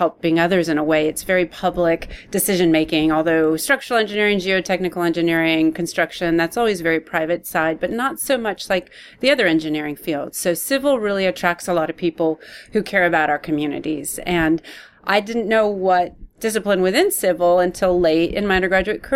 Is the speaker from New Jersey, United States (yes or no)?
no; Palo Alto, California, United States; moved away as an adult; also born or lived in Texas; now in Austin, United States; I grew up in Palo Alto